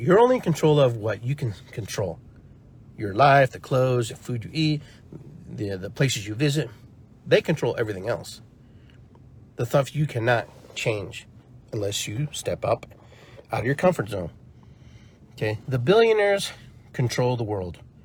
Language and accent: English; Peru; now in United States; I grew up poor, you know, and I grew up in in Peru, you know, for a part of my life, and then came here and had to acclimate